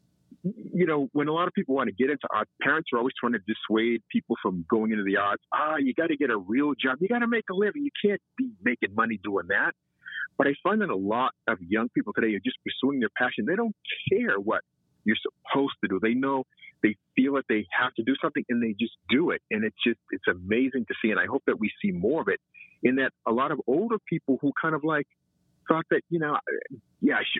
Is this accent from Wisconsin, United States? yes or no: no; Malden, Massachusetts, United States; Malden made me who I am. And looking back on it now, I realize how fortunate I was living in Malden.